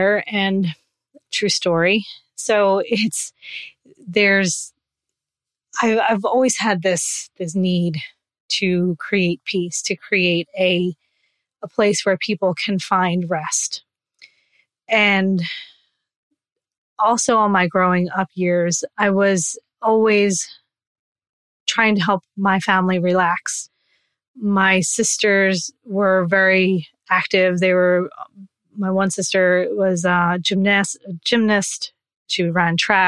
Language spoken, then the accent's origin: English; New Jersey, United States; I grew up in New Jersey, still live here